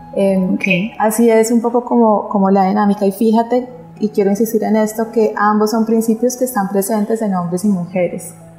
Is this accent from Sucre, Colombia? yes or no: no; Pereira, Risaralda, Colombia; cuando yo nací en Pereira, digamos que yo digo que mi cuerpo físico eh, es de la zona cafetera y amo esa región, honro mi linaje